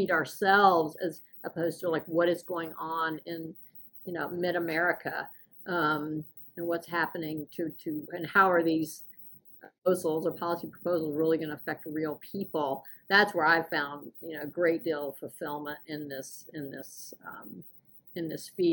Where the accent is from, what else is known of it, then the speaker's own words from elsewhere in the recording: the South, United States; moved away as an adult; now in Washington, United States; I was raised in the South